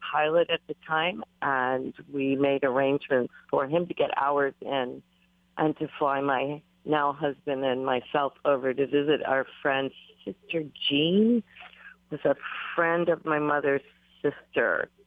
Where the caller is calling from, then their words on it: Honolulu, Hawaii, United States; I'm calling from Honolulu.